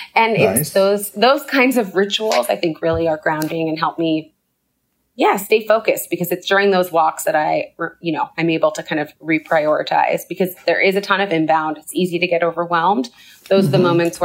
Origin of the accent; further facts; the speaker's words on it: Canada; moved away as an adult; now in United States; I grew up in Canada. I lived in the U.S. for 10 years.